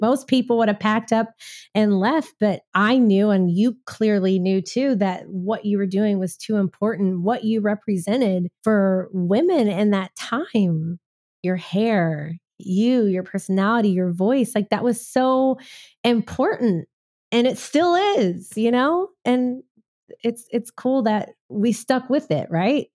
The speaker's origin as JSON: {"language": "English", "town": "Waco", "region": "Texas", "country": "United States", "moved": "yes", "lives_now": "Nashville, United States", "said": "I'm from the South. I'm from Waco, Texas. So when I moved to Nashville, I felt like I was in Texas"}